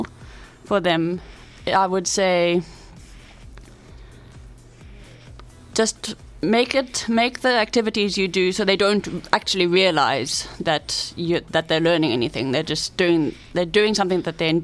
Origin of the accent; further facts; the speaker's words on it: Cape Town, Western Cape, South Africa; I grew up in Cape Town